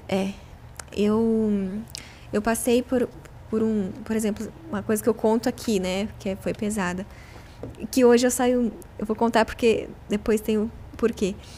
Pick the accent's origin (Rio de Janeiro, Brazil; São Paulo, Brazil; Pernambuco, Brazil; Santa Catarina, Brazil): São Paulo, Brazil; Itapira; de Itapira também, que é minha cidade natal